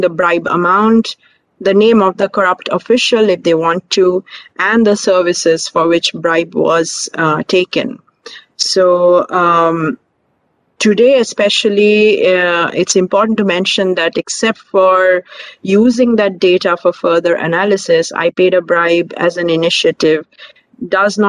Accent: India; I'm also from India.

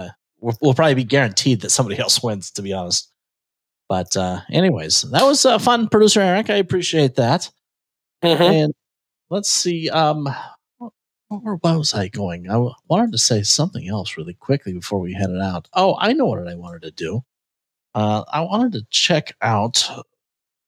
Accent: San Diego, California, United States; Being born and raised in San Diego

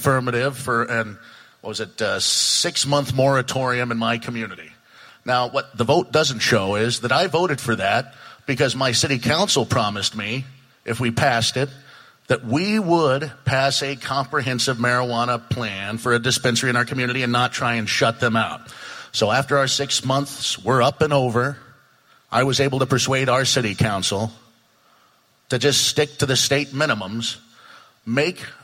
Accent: Coquille, Oregon, United States; I've had the privilege of being the mayor of my hometown of Coquille for the last 3.5 years.

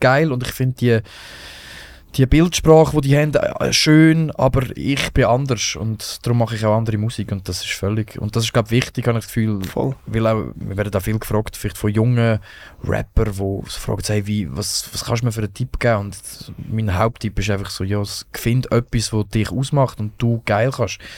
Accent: Rothenburg, Lucerne, Switzerland; ich bin nicht in Marseille aufgewachsen, ich bin in Rotenburg im Kanton Luzern, das ist ein angelöses Dorf.

